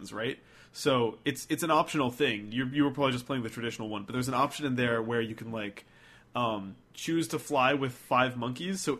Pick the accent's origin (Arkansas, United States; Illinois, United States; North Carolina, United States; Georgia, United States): North Carolina, United States; moved away; A Walmart now exists in my hometown